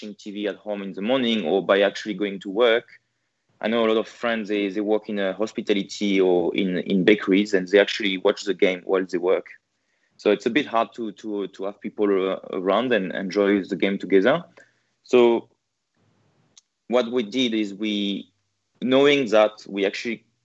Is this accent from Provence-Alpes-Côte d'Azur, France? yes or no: yes; Marseille, Provence-Alpes-Côte d'Azur, France; moved away as an adult; now in Melbourne, Australia; I was born in Marseille before moving to... So I lived in France and Marseille for... 25 years.